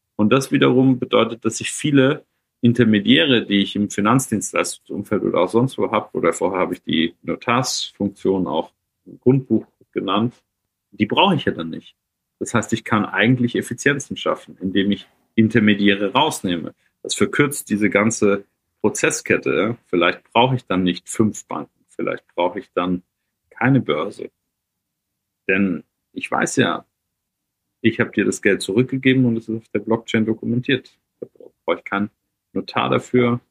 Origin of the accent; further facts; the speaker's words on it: Germany; bei uns in Deutschland